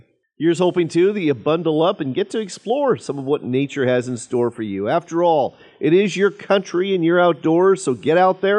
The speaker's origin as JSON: {"language": "English", "region": "Washington", "country": "United States", "said": "my home state of Washington"}